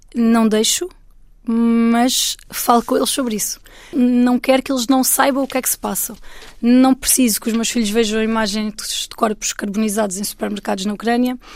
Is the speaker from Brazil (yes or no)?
no; Alentejo, Portugal; eu sou portuguesa e eu sou uma mulher do Alentejo.